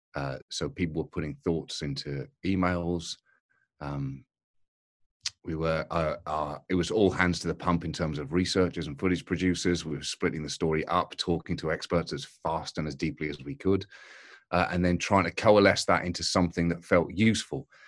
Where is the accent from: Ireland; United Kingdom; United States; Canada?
United Kingdom; as a British person